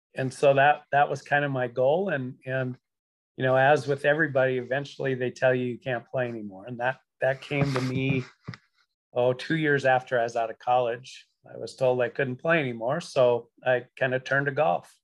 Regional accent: Beach, North Dakota, United States; my hometown of Beach, North Dakota

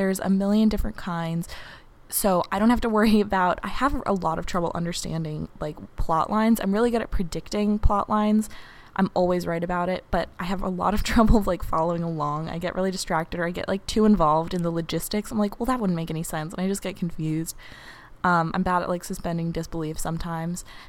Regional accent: New York City, New York, United States; moved away as an adult; now in Cambridge, United States; an 18-year-old girl at Harvard University, but I am from New York City

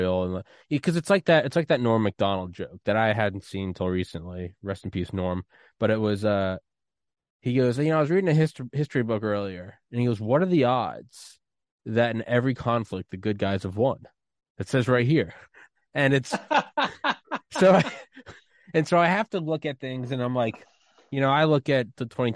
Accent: New England, United States; I'm from New England

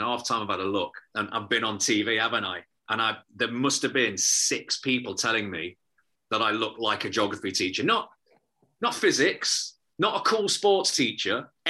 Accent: Liverpool, North West England, United Kingdom; born there; I was born in Liverpool. My family are all Scousers.

